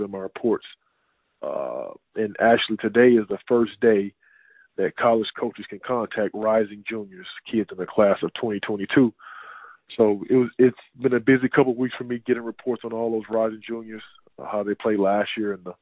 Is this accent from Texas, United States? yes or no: yes; Houston, Texas, United States; also born or lived in Fort Worth, Texas / Germany / Switzerland / France; Born and raised in Houston